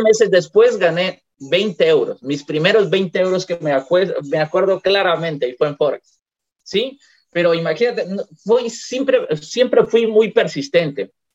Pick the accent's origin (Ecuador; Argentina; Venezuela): Ecuador; moved away as an adult; also born or lived in Europe; now in Puerto Quito, Ecuador; en mi país, en Ecuador